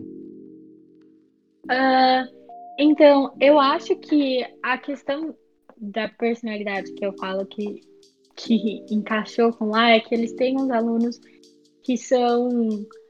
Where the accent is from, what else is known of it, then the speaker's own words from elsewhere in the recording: Sorocaba, São Paulo, Brazil; also born or lived in Itu; eu sou de Sorocaba, eu estudei no Colégio Irapuru. É, na verdade, eu moro em Itu